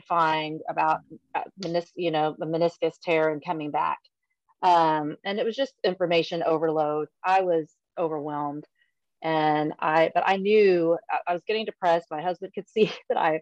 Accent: San Antonio, Texas, United States; moved away as an adult; now in Allen, Texas, United States; I'm from San Antonio. That's where my heart is. That's my hometown

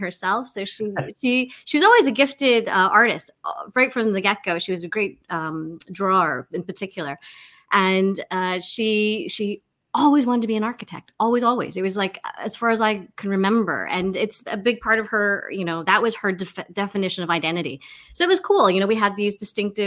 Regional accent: Victoria, British Columbia, Canada; now in Toronto, Canada; I grew up in Victoria, BC

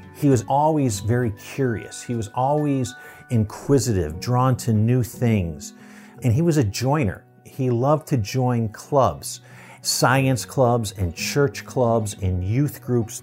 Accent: Buffalo, New York, United States; Buffalo, which is my hometown

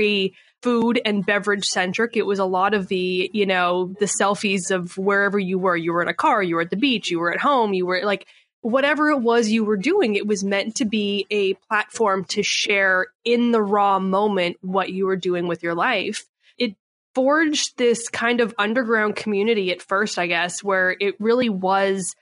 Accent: Canada; moved away as an adult; now in San Diego, United States; I was born and raised in Canada

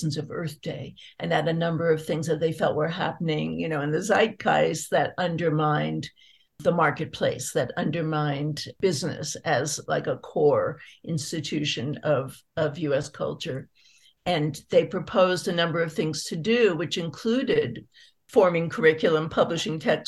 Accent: San Francisco Bay Area, California, United States; I grew up in the San Francisco Bay Area

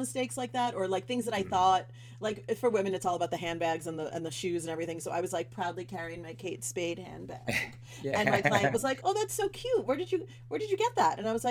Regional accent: New York City, New York, United States; growing up in Brooklyn

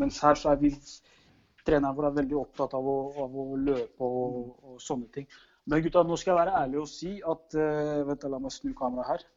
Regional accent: Norway; moved away as an adult; also born or lived in Drammen; now in Hungary; hjemme i Norge

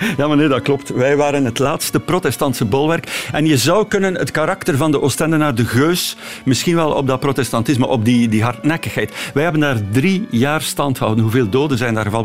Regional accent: Torhout, Flanders, Belgium; now in Ostend, Belgium; Torhout, waar, we, waar ik vandaan kom

